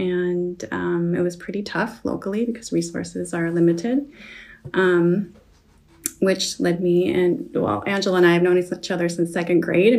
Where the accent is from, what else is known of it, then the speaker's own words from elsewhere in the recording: Elo, Michigan, United States; So I'm local. I grew up in Elo, which I always joke and say is a suburb of Palki in Tapiola, if everyone knows where that is. I've lived here most of my life.